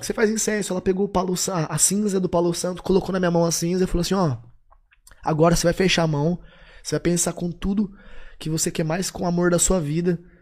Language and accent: Portuguese; Tupã, São Paulo, Brazil; moved away as an adult; now in São Paulo, Brazil; aquela época que eu saí de Tupã pra vir pra cá